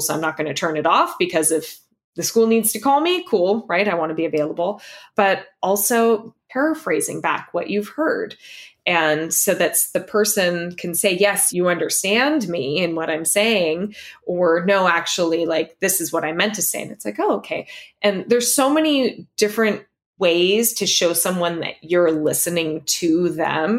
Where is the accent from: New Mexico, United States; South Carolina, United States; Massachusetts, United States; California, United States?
California, United States; Los Angeles; moved away as an adult; now in San Francisco, United States; we left our entire built-in community behind of friends, of family, of everyone that I knew I had grown up with that was still in Los Angeles